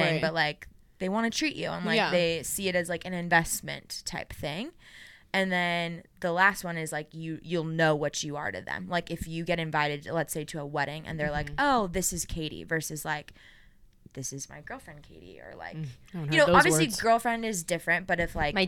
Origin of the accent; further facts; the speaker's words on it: Orange County, California, United States; I'm from Orange County. Wild Rivers is a really big water park there, and so I had season passes